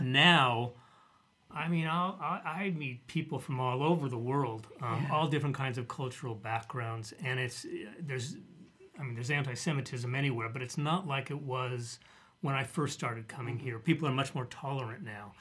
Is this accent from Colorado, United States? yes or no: yes; Denver, Colorado, United States; the community where I grew up in Denver